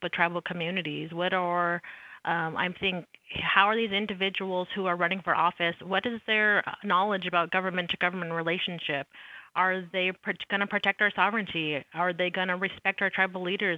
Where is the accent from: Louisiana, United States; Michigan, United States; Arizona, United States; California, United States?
Arizona, United States; I'm from Arizona